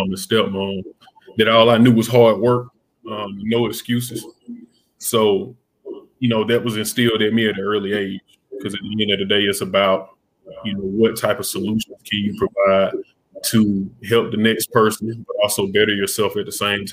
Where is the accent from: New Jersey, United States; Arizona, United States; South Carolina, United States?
South Carolina, United States; Greenwood; I'm originally from Greenwood, South Carolina, small town